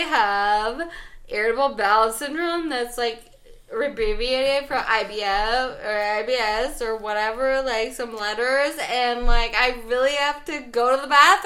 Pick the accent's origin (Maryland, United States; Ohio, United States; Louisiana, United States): Maryland, United States; Western; I grew up in Western Maryland